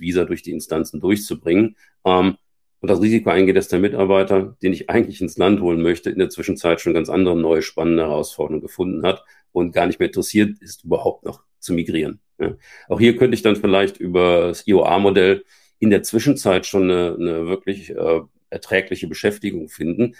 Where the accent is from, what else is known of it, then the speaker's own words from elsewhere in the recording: Germany; also born or lived in Scandinavia; als Deutscher, der lange Zeit in Deutschen auch Teams geführt hat